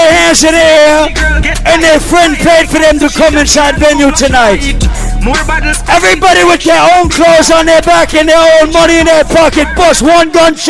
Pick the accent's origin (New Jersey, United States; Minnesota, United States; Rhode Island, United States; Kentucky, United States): Rhode Island, United States; Providence; also born or lived in Queens, New York City; now in New York City, United States; I am from Providence, Rhode Island. I now live in Queens, New York City.